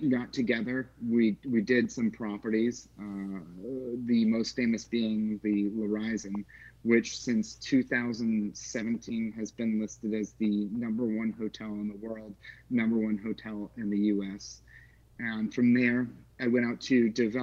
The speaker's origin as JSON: {"language": "English", "town": "Palm Springs", "region": "California", "country": "United States", "tie": "born or raised there", "moved": "as an adult", "lives_now": "Nashville, United States", "said": "I grew up in Palm Springs"}